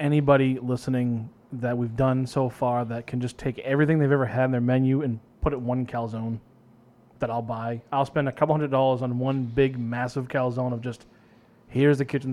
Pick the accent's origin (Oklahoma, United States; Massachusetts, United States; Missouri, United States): Massachusetts, United States; Westford; growing up in Westford, still living there